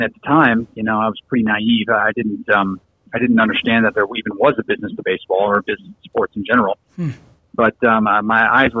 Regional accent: Chicago, Illinois, United States; moved away; I'm originally from Chicago.

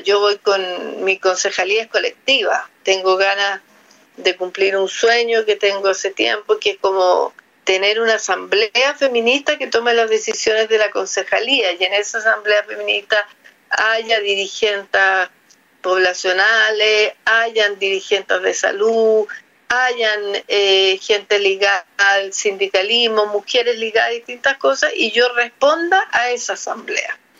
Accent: Talca, Maule, Chile; also born or lived in Santiago / Providencia; now in Ñuñoa, Chile; Yo soy talquina, de corazón amo Talca. Eh, nací, me malcrié en Talca, después llegué a Santiago

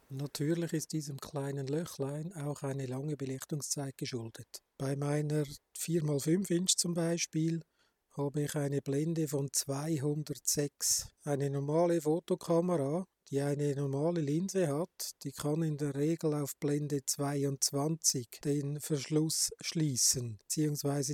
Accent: Switzerland; Bei uns in der Schweiz

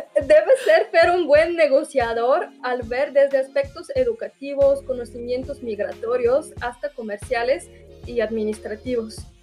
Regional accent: Bulgaria; Spanish is a second language; moved away as an adult; also born or lived in San Luis Potosí, Mexico; now in Mexico; Soy originaria de Bulgaria

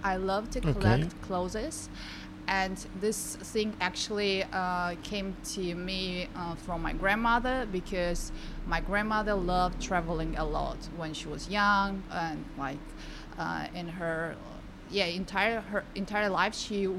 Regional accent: Tajikistan; moved away; I'm from the very small country in Central Asia, Tajikistan

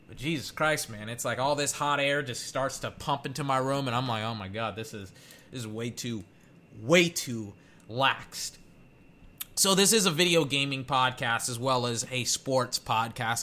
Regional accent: United States; as an American

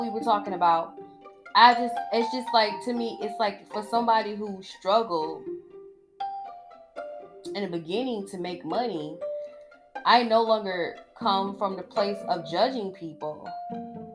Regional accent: Georgia, United States; I'm from Georgia

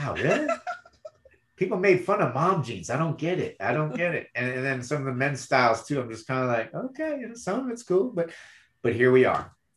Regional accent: Michigan, United States; moved away; I was born and raised in Michigan

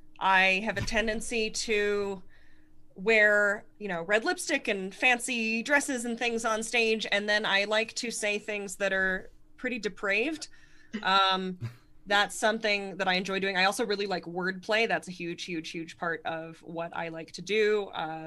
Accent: Connecticut, United States; it gave me the sort of voice that I have, like literally the voice, in the sense that I speak like a person from Connect

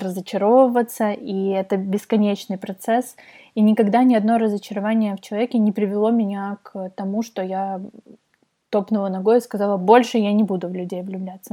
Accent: Kyiv, Ukraine; also born or lived in Kharkiv; в семь э, мы переехали в Киев из Харькова. Я родилась в Харькове. Э, мы переехали в Киев, я пошла в Тодос

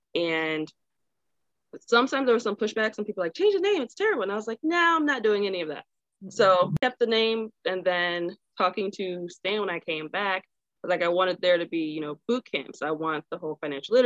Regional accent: Chicago, Illinois, United States; moved away as an adult; now in San Diego, United States; I'm originally from Chicago, and I moved out to San Diego in 2016

